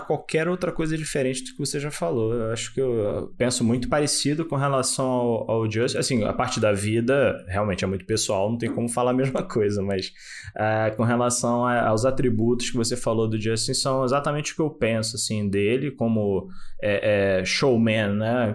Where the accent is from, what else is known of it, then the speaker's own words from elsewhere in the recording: Brazil; a gente é brasileiro